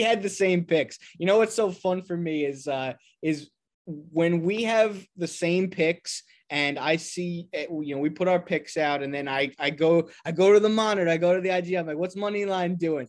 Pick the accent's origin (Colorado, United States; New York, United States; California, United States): New York, United States; moved away as an adult; now in Los Angeles, United States; I'm actually from New York originally